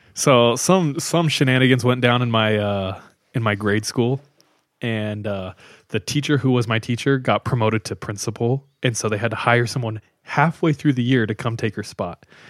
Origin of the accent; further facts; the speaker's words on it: California, United States; I grew up with him in California